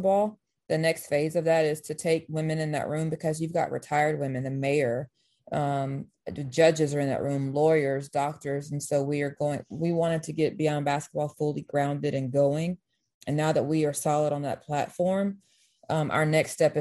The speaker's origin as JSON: {"language": "English", "town": "Meridian", "region": "Mississippi", "country": "United States", "tie": "born or raised there", "said": "I'm from Meridian, Mississippi"}